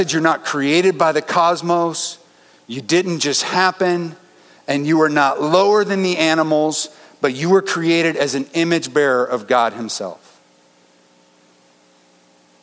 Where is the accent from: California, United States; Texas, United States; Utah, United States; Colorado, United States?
Colorado, United States; Denver; I grew up in Denver